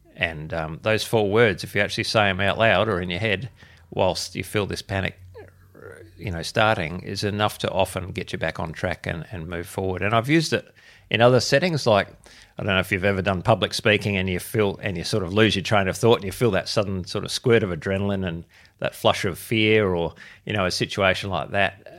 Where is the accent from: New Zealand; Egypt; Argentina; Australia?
Australia; Adelaide, South Australia; I was born and bred in Adelaide, which is where I am, am still